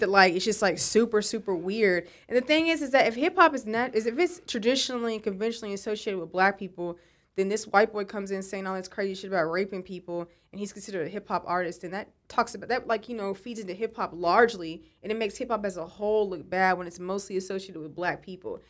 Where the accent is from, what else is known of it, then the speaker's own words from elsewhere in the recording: West Texas, United States; moved away; I'm from West Texas